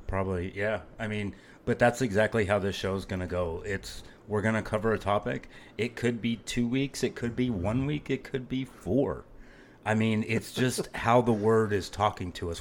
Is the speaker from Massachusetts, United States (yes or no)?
no; Phoenix, Arizona, United States; moved away; I am originally from Phoenix, Arizona